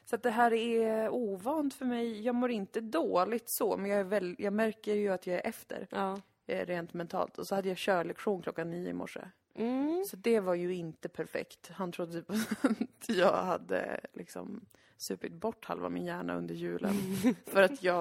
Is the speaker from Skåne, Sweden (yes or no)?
yes; Lund, Skåne, Sweden; ändå att jag är från Lund.